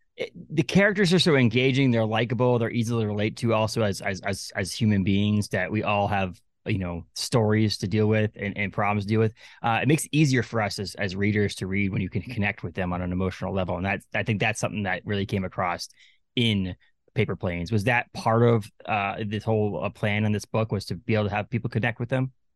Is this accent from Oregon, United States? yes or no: no; Newburyport, Massachusetts, United States; moved away as an adult; also born or lived in Lowell, Massachusetts / Haverhill, Massachusetts / Andover, Massachusetts; now in Maine, United States; I was born in Newburyport